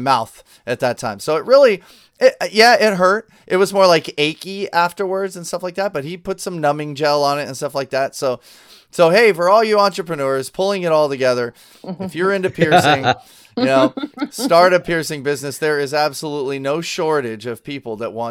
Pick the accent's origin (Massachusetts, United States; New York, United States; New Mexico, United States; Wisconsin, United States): New Mexico, United States; I grew up in New Mexico